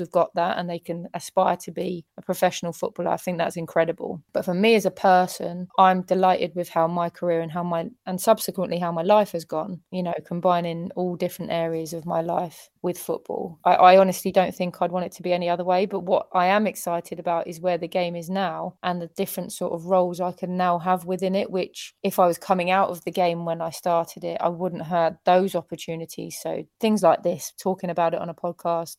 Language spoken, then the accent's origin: English; England, United Kingdom; as an English person